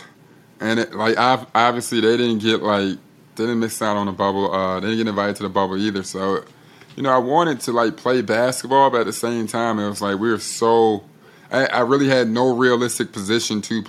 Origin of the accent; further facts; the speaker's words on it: Chicago, Illinois, United States; I'm from Chicago